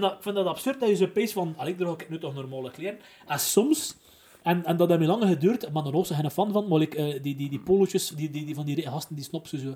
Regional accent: Netherlands; ik ben een Hollander

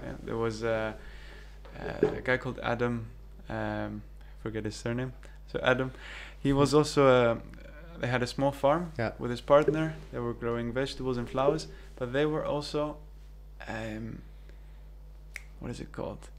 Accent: Cyprus; moved away as an adult; also born or lived in New Zealand / Manchester, United Kingdom; Growing up in Cyprus

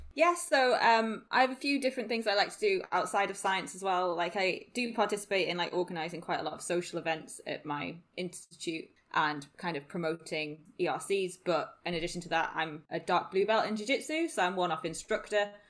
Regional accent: Newcastle upon Tyne, North East England, United Kingdom; moved away as an adult; also born or lived in Sheffield; I'm originally from Newcastle.

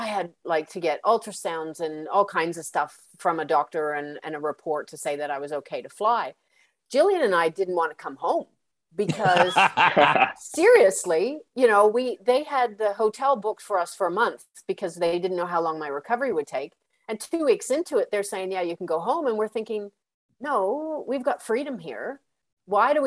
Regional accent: Canada; moved away as an adult; now in Australia; I'm Canadian too

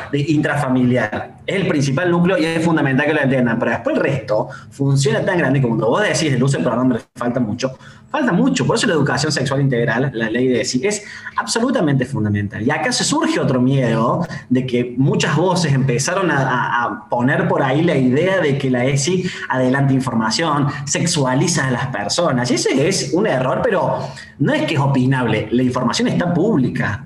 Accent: Córdoba, Argentina; Yo soy directivo y soy de Córdoba

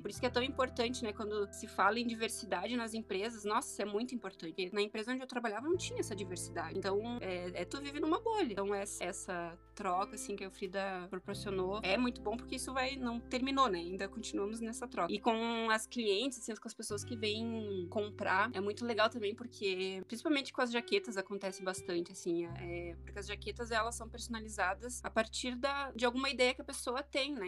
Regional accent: Porto Alegre, Rio Grande do Sul, Brazil; also born or lived in Nova Petrópolis; eu sou de Porto Alegre e eu moro uh, entre, entre duas cidades, Porto Alegre e Nova Petrópolis

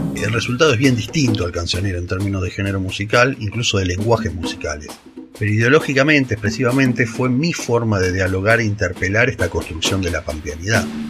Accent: General Pico, La Pampa, Argentina; now in Buenos Aires, Argentina; Nací me crié en General Pico, hoy vivo en Buenos Aires

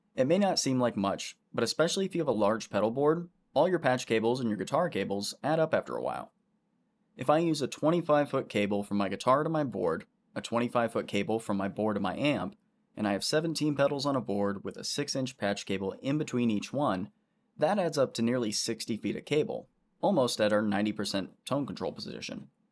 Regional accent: Orlando, Florida, United States; I grew up right around Orlando in Central Florida

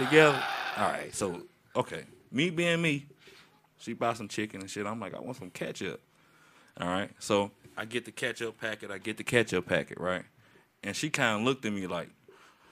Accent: Texas, United States; I was born in Texas

